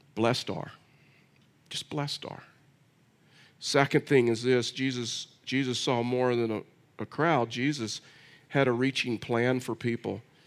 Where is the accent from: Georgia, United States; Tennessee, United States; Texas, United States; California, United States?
Texas, United States; I'm from Texas